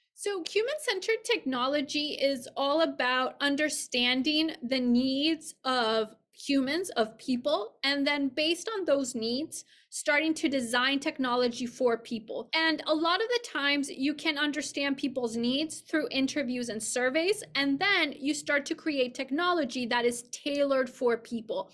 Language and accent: English; Mexico City, Mexico; moved away as an adult; also born or lived in Santa Barbara, California / Boston; I grew up in Mexico City